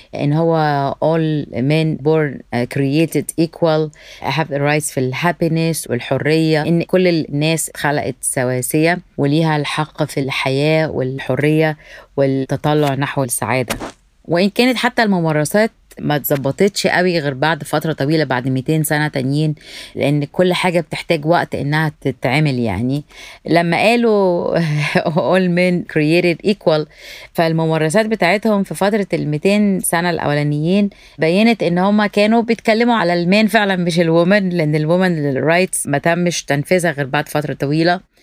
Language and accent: Arabic; Alexandria, Alexandria Governorate, Egypt; moved away as an adult; now in New York, United States; أنا من اسكندرية خريجة جامعة اسكندرية